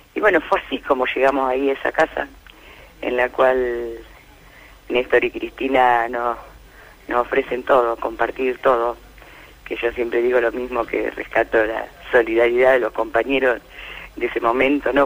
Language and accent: Spanish; Las Flores, Buenos Aires Province, Argentina; yo soy de las Flores